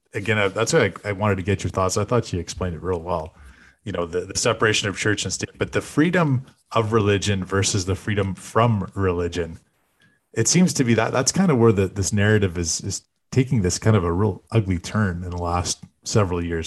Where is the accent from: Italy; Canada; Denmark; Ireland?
Canada